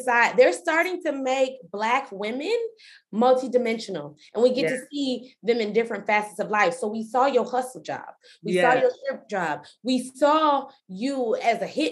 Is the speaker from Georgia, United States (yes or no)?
yes; Stone Mountain, Georgia, United States; I'm from Stone Mountain, Georgia. It's not Atlanta.